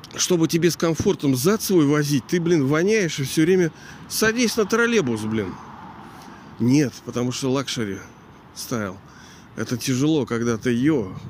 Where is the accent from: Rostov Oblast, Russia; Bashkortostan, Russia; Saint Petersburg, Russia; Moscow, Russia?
Saint Petersburg, Russia; Pushkin; born or raised there; also born or lived in Kronstadt